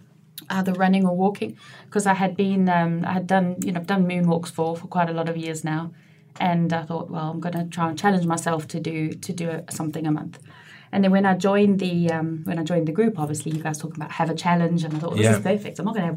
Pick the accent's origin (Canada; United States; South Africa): South Africa; also born or lived in Glasgow; now in United Kingdom; And my mum and dad emigrated to South Africa when I was two, hence my accent. However, I've been back in the UK for 22 years this year, and I still sound like this, so I think it's here to stay.